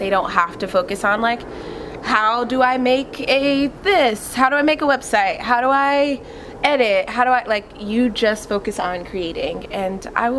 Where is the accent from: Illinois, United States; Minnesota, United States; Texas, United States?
Texas, United States; moved away as an adult; now in Los Angeles, United States; I'm from Texas, from a small town in Texas, moved out.